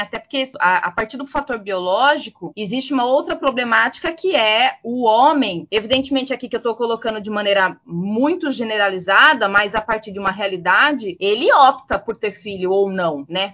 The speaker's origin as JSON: {"language": "Portuguese", "town": "Piracicaba", "region": "São Paulo", "country": "Brazil", "tie": "born or raised there", "said": "sou natural de Piracicaba, interior de São Paulo"}